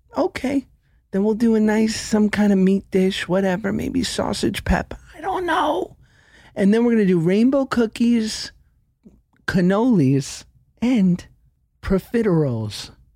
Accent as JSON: {"language": "English", "town": "New York City", "region": "New York", "country": "United States", "tie": "born or raised there", "said": "I grew up in New York City taking the crosstown bus to school at eleven"}